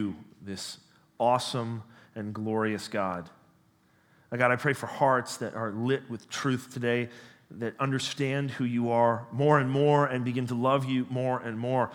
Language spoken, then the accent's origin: English; Canada; moved away as an adult; also born or lived in United States; I was born and raised here in Canada, spent a decade of my life in the United States.